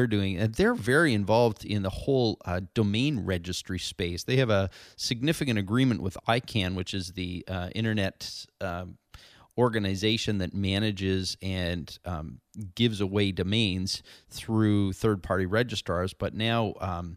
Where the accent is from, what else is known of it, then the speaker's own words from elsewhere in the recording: San Diego, California, United States; my hometown here in San Diego